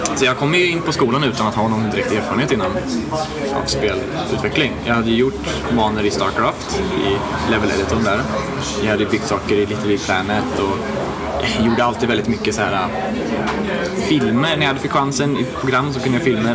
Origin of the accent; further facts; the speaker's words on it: Värmland, Sweden; also born or lived in Skövde; now in Stockholm, Sweden; Jag är från eh, Värmland från början egentligen